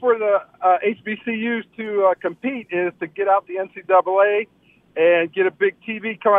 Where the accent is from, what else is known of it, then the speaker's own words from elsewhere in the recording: Pennsylvania, United States; now in Tucson, United States; I'm from Pennsylvania. I'm living in Tucson now, but I'm from Pennsylvania.